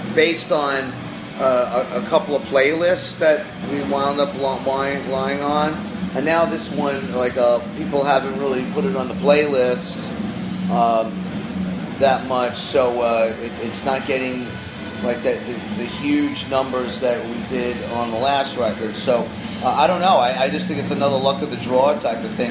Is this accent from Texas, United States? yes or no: no; New York City, New York, United States; now in Los Angeles, United States; I grew up in Queens